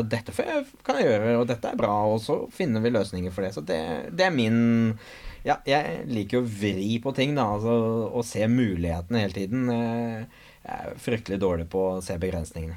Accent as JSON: {"language": "Norwegian", "town": "Nøtterøy", "region": "Vestfold", "country": "Norway", "tie": "born or raised there", "said": "Jeg er oppvokst på Nøtterøy"}